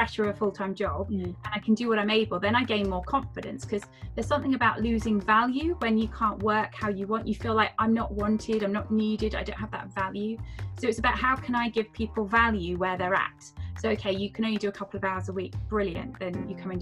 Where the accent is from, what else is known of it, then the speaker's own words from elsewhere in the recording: Devon, South West England, United Kingdom; moved away as an adult; also born or lived in Edinburgh; I decided to move back to Devon. So I'm from Devon